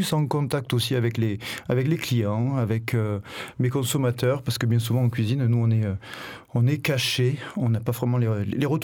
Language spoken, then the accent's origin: French; Vaucluse, Provence-Alpes-Côte d'Azur, France; also born or lived in Paris; now in Marseille, France; Je suis marseillais d'adoption, je suis vauclusien